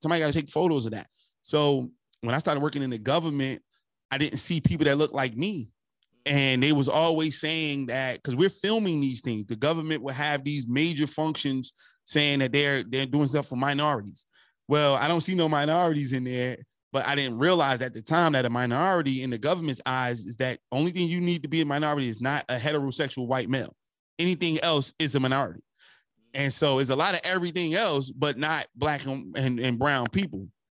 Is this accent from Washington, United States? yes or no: no; New Jersey, United States; also born or lived in South Carolina; I left South Carolina. I came from Jersey, went to college, became a felon. You know, I was always hustling as a kid, got finally caught up to me, became a felon, moved to Maryland.